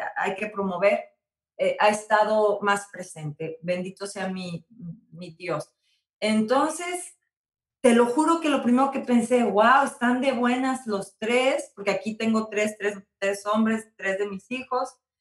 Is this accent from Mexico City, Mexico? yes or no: no; San Luis Potosí, Mexico; mi hermoso San Luis Potosí